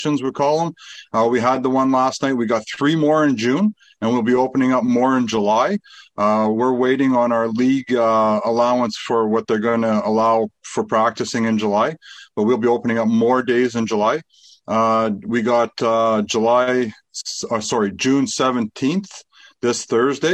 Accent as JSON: {"language": "English", "town": "Fort Saskatchewan", "region": "Alberta", "country": "Canada", "tie": "born or raised there", "said": "I was born and raised in Fort Saskatchewan"}